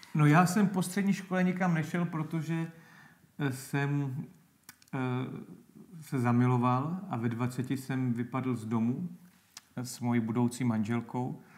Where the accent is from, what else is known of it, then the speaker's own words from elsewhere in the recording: Náchod, Hradec Králové Region, Czechia; pak jsem vlastně šel na tuhle evangelickou akademii u nás v Náchodě